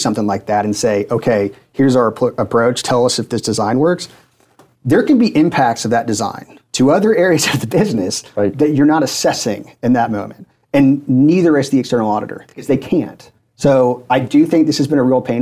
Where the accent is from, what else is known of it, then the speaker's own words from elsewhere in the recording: Atlanta, Georgia, United States; moved away as an adult; also born or lived in Auburn, Alabama; now in Washington, D.C., United States; I'm from the Atlanta area, go to Auburn, come back.